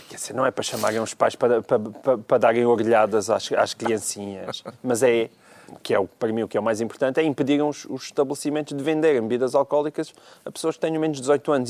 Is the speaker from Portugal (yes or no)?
yes; Portalegre, Alentejo, Portugal; eu cresci em Porto Alegre